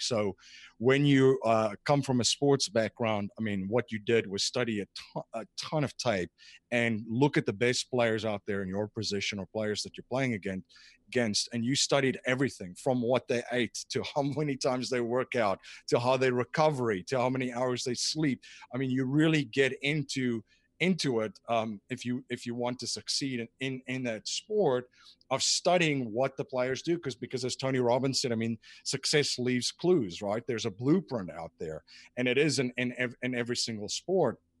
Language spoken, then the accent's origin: English; South Africa; moved away as an adult; now in United States; I grew up in South Africa